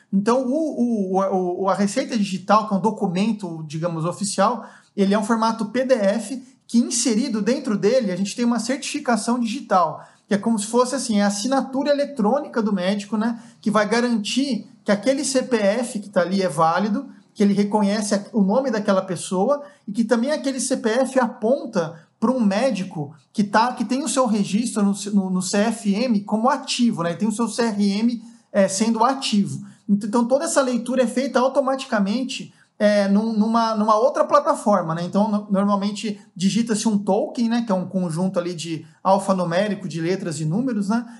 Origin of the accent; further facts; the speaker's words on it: Avaré, São Paulo, Brazil; fui para Avaré, que é a cidade onde eu cresci, né? Uma cidade no interior de São Paulo